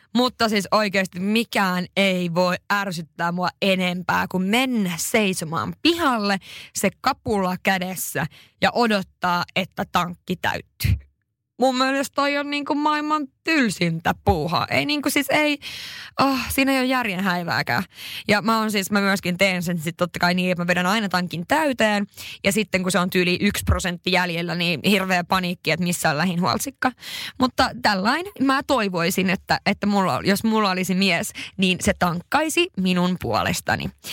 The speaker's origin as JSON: {"language": "Finnish", "region": "northern Finland", "country": "Finland", "tie": "born or raised there", "moved": "yes", "said": "mä oon pohjoisesta kotoisin"}